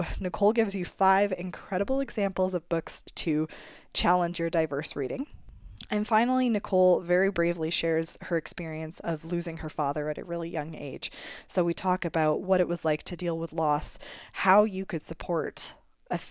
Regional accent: Canada

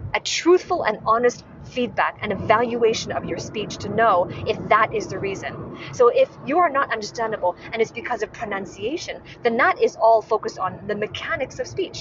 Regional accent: Hong Kong; moved away as an adult; also born or lived in Edinburgh, Scotland; I'm originally from Hong Kong

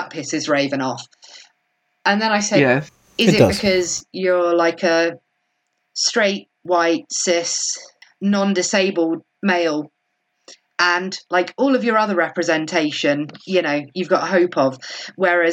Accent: Kent, South East England, United Kingdom; accent: Kent; I did use my Kent accent then

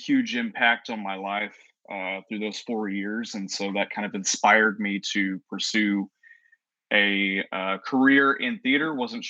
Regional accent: Woodville, Texas, United States; moved away as an adult; also born or lived in Corpus Christi, Texas / Palestine, Texas; I grew up in Woodville, Texas. I went to Woodville High School, and that's where I graduated from.

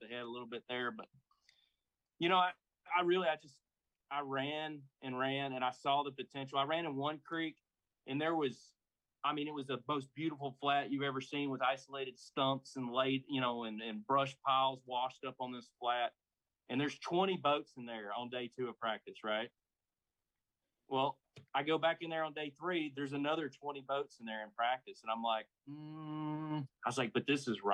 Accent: Alabama, United States; also born or lived in Georgia; I grew up on a lake like this. I grew up on Lewis Smith Lake

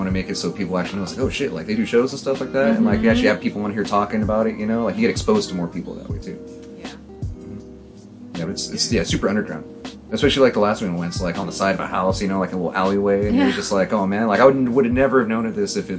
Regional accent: San Jose, California, United States; we're from San Jose

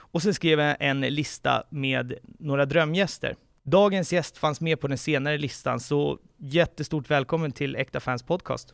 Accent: Haninge, Stockholm County, Sweden; Jag är själv uppvuxen i Haninge

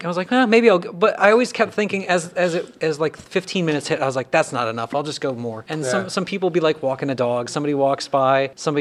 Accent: Findlay, Ohio, United States; In my hometown, Findlay, Ohio

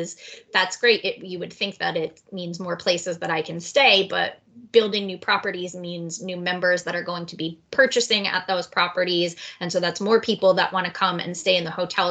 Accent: West Coast, United States; I'm from the West Coast

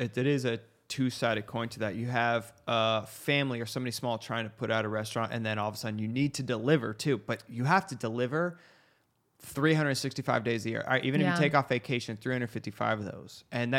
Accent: United States; it's our fault being American.

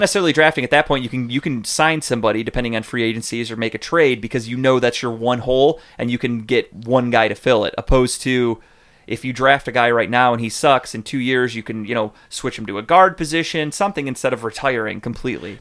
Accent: Cleveland, Ohio, United States; we're from Cleveland

